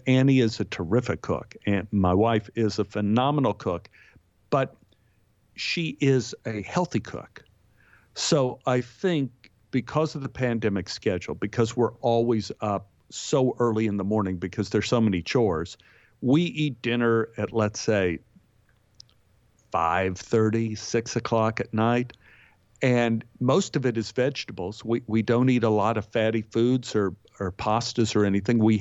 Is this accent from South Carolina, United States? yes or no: no; Texas, United States; moved away; also born or lived in New York; growing up in Texas, I spent my life spitting seeds.